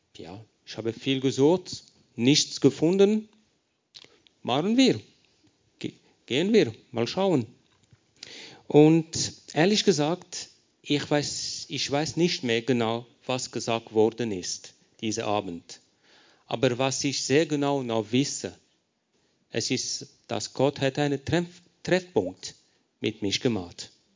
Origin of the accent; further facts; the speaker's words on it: Lausanne, Vaud, Switzerland; first language French; German is a second language; moved away as an adult; now in Paris, France; ich bin erzogen in der Schweiz, in Lausanne, französischer Teil